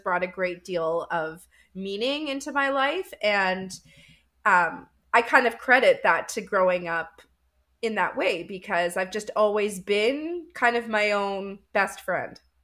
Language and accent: English; Winnipeg, Manitoba, Canada; I'm from Winnipeg, Canada